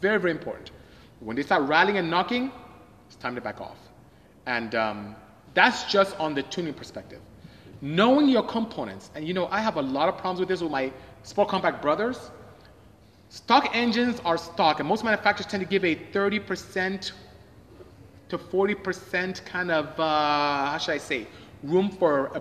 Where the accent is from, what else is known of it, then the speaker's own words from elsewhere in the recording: Nigeria; moved away; I'm West African. I'm from Nigeria